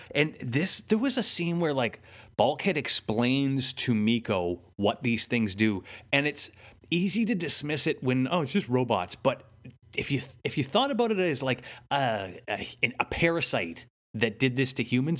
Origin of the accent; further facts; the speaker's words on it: Canada; we're Canadian